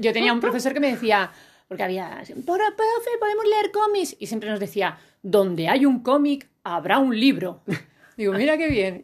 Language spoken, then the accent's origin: Spanish; Elda, Valencian Community, Spain; la biblioteca que yo iba de pequeñita en mi pueblo, en Elda, en Alicante